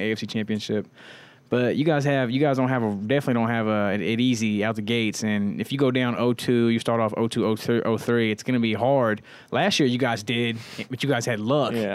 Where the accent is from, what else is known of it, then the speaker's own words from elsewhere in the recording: Indianapolis, Indiana, United States; growing up in Indiana, Indianapolis in particular